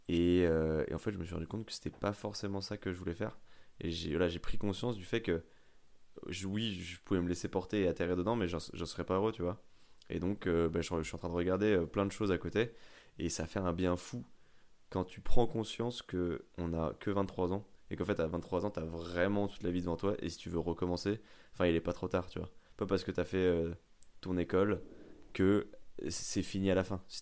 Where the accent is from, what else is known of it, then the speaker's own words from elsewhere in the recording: France; je suis un bon français